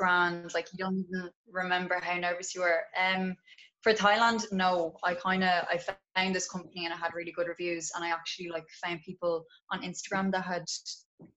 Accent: Drogheda, Leinster, Ireland; I am from Drogheda in County Louth.

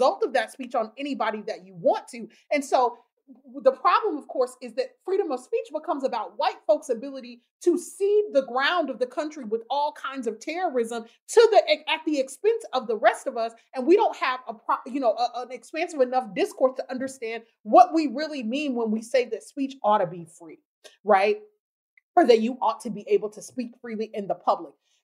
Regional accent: the South, United States; I come from Southern people

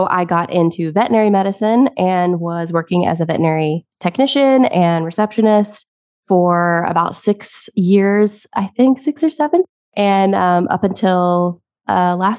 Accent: Tennessee, United States; also born or lived in South Carolina; now in Massachusetts, United States; So I was born in Tennessee. So if you hear a little bit of an accent, that's probably why.

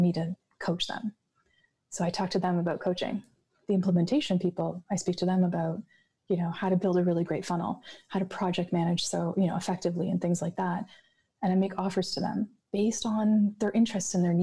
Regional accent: Canada; I'm Canadian, there's snow.

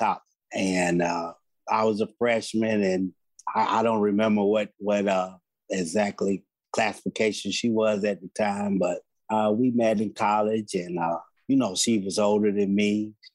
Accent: Chicago, Illinois, United States; I am Tammy's daddy. I hail from Chicago

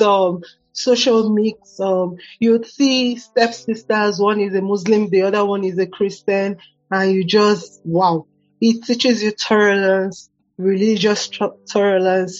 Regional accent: Lagos, Nigeria; now in Abuja, Nigeria; growing up in Lagos was really hectic

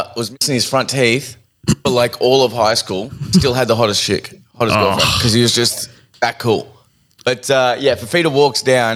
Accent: Sydney, New South Wales, Australia; I grew up in Seven Hills, right? And Seven Hills, Blacktown.

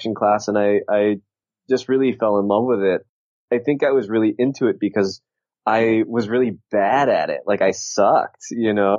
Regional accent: Southern California, United States; I grew up in Southern California

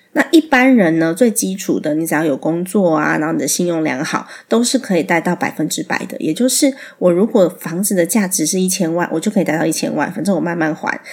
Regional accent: Taiwan; 我在台湾长大，在台湾有我生活的一切

